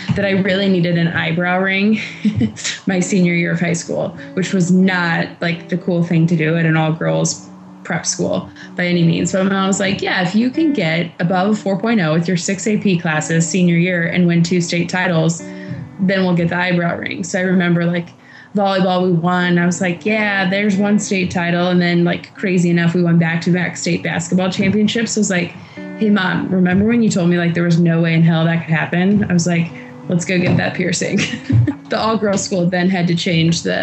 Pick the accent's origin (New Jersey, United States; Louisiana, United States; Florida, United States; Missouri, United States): Missouri, United States; Liberty; also born or lived in Kansas City; I grew up in Liberty, Missouri